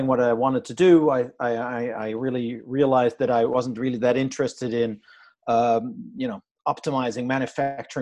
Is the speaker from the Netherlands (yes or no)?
yes; Amsterdam, North Holland, Netherlands; I'm Dutch, right? I'm from Amsterdam